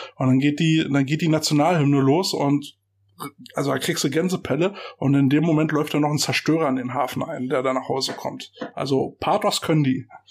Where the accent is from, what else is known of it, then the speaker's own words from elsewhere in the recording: Germany; Für uns Deutsche